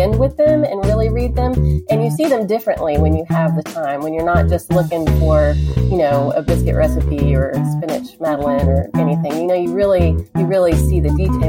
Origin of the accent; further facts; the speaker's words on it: Houston, Texas, United States; moved away; also born or lived in Mississippi; I grew up in Houston, Texas, which I consider the South. But I lived in Mississippi for 13 years, and my mom's people are from Alabama